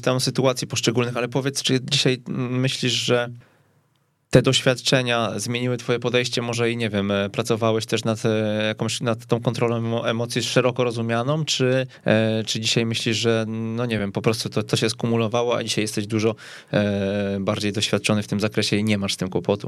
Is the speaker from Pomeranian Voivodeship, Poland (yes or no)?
no; Kępno, Greater Poland, Poland; pochodzę z Kępna